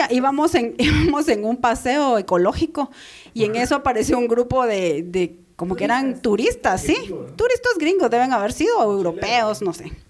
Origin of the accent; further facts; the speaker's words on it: Guatemala; soy guatemalteca